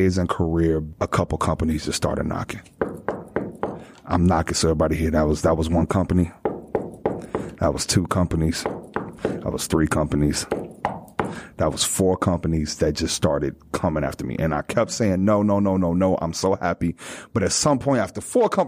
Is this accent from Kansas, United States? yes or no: no; Chicago, Illinois, United States; moved away as an adult; also born or lived in Greencastle, Indiana / New York; now in Los Angeles, United States; I'm from Chicago, Illinois. That plays a big role in who I am today. Born and raised